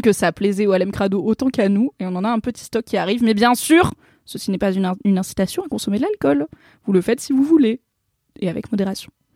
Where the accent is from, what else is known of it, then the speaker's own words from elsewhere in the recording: Vercors, Drôme, Auvergne-Rhône-Alpes, France; j'ai grandi dans le Vercors, euh, dans la Drôme